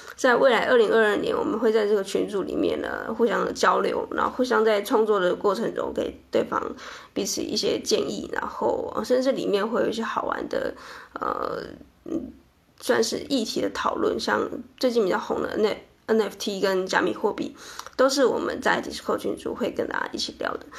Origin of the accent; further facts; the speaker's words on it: Chiayi, Taiwan; 我们知道彼此都是嘉义人